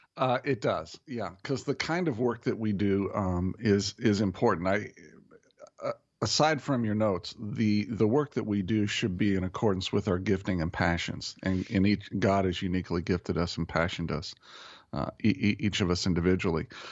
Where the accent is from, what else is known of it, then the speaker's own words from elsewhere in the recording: Indianapolis, Indiana, United States; moved away; Indianapolis, which is my hometown. as, as you know, I grew up there